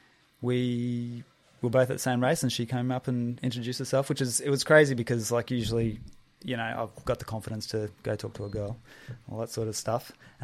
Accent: Mackay, Queensland, Australia; also born or lived in Brisbane; Okay, so I grew up in and around Mackay and then early 20s moved to Brizzy.

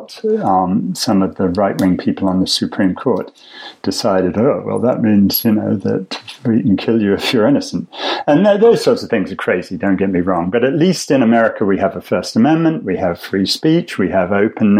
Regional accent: England, United Kingdom; as an English public schoolboy

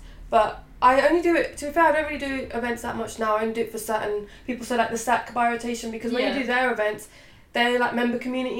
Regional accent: India; because I'm Indian, so I really want to go to India and shoot.

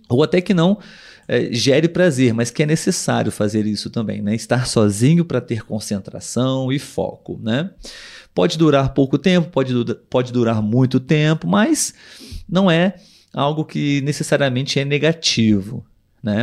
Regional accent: Brazil; Nós aqui somos brasileiros

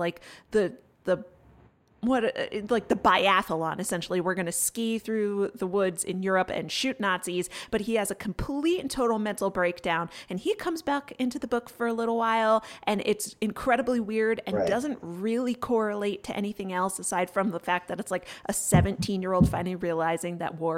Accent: Connecticut, United States; I grew up in Connecticut, but I'm not from this Connecticut

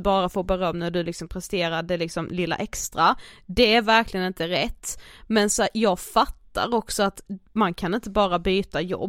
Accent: Karlshamn, Blekinge, Sweden; moved away; jag har ju varit hemma i Karlshamn över helgen

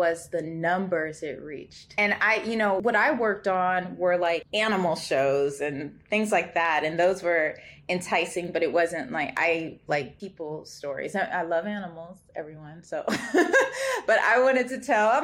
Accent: Los Angeles, California, United States; I am from Los Angeles

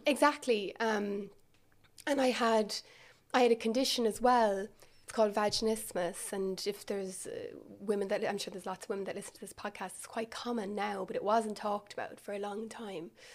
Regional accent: Milltown, Munster, Ireland; also born or lived in Cork; I'm from Milltown, um, so that's where I grew up. So for anyone that doesn't know, it's kind of mid-Kerry.

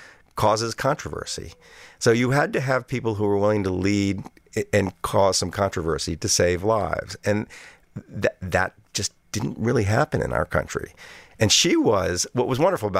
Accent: New Orleans, Louisiana, United States; my hometown of New Orleans.

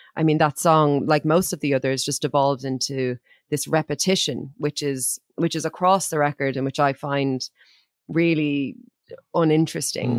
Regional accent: Ireland; as an Irish person

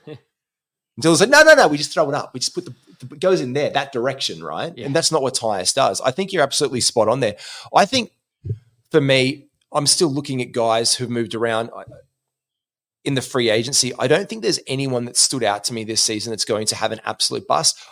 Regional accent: Gold Coast, Queensland, Australia; moved away; on the Gold Coast, my hometown

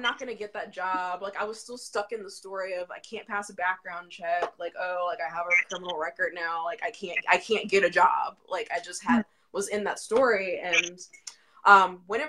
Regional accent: Virginia Beach, Virginia, United States; I'm from Virginia Beach, Virginia

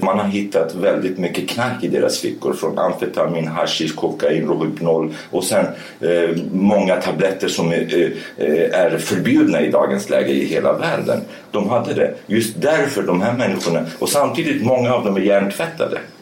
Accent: Sweden; also born or lived in Rojava, Syria; Jag är kurd, okej, okay, men jag är uppvuxen i Sverige

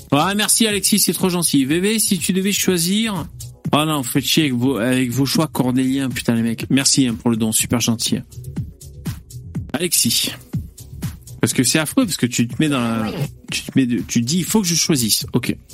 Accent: China; Je suis chinois, je sais que je vais boire le saké.

